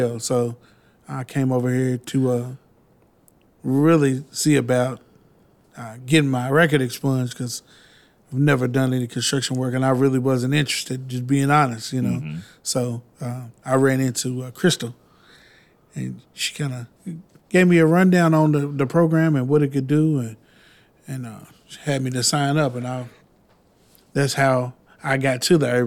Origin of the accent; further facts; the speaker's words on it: Louisville, Kentucky, United States; I am from Louisville, Kentucky. Grew up in the Newburgh area. Went to Male High School.